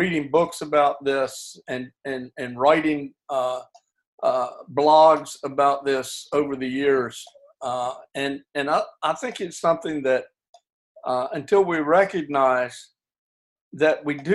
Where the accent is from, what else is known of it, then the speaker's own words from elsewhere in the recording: United States; I'm an American by birth